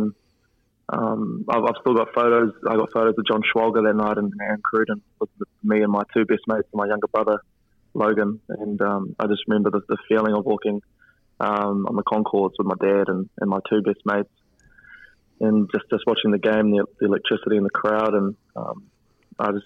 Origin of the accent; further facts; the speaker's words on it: Waikanae, Wellington, New Zealand; I grew up in Waikanae on the Kapiti Coast.